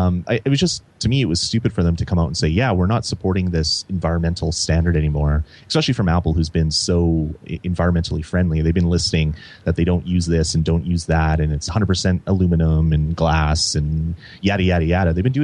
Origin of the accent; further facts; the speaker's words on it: Canada; For one, I'm Canadian, so this has very little to do with us up here in Canada.